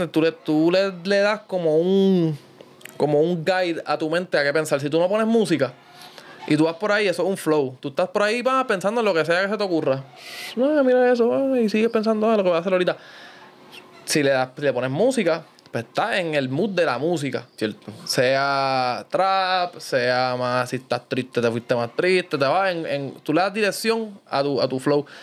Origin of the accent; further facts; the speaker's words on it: Guaynabo, Puerto Rico; yo soy de Guaynabo